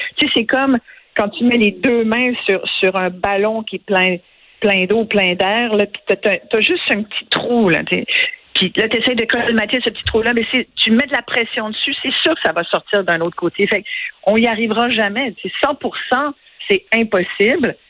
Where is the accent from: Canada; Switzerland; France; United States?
Canada; Quebec; chez nous au Québec